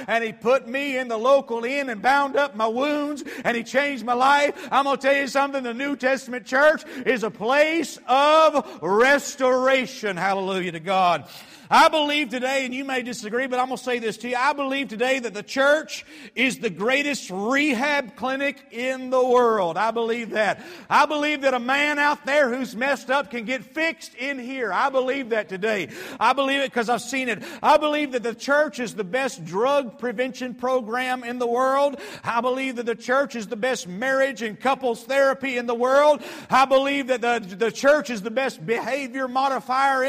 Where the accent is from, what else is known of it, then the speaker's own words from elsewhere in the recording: Atlanta, Georgia, United States; I grew up in Metro Atlanta, and I grew up in a typical family